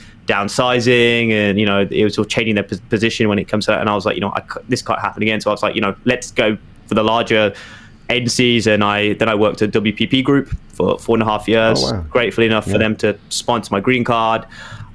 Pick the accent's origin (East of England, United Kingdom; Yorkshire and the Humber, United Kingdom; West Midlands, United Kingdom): West Midlands, United Kingdom; Birmingham; moved away as an adult; also born or lived in London, United Kingdom; now in New York, United States; when I was growing up in Birmingham